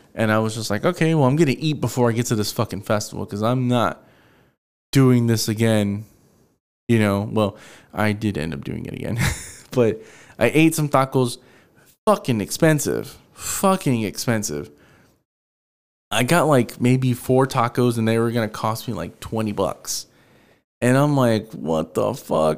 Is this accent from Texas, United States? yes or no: yes; Houston, Texas, United States; I'm from Houston